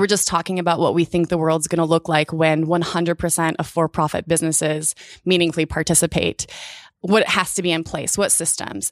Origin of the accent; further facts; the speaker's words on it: Indiana, United States; now in Portland, United States; I grew up in Indiana.